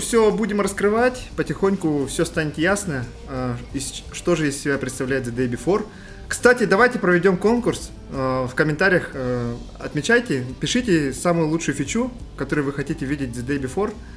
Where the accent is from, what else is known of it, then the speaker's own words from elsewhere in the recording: Yakutia, Sakha Republic, Russia; мы же большие патриоты нашей республики и вообще нашей страны